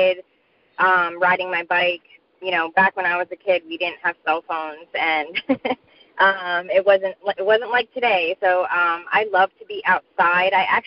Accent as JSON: {"language": "English", "town": "Seaside Heights", "region": "New Jersey", "country": "United States", "tie": "born or raised there", "also_born_or_lived": "Manchester, New Jersey", "said": "born and raised in New Jersey, at the Jersey Shore, Seaside Heights, actually."}